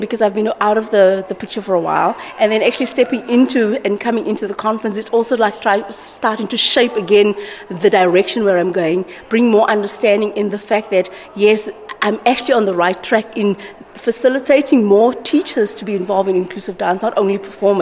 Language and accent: English; South Africa; I'm from South Africa